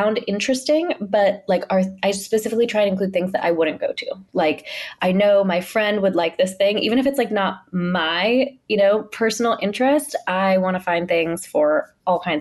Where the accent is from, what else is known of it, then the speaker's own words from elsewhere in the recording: Pittsburgh, Pennsylvania, United States; moved away as an adult; now in New York, United States; growing up in Pittsburgh